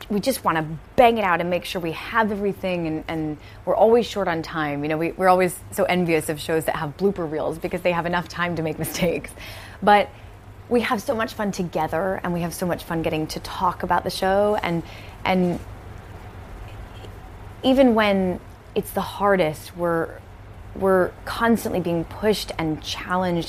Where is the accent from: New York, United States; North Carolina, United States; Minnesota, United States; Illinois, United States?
Illinois, United States; Chicago suburbs; also born or lived in Milwaukee, Wisconsin; I was born in Milwaukee and moved to the Chicagoland area when I was four. Mm-hmm. Grew up in the Chicago suburbs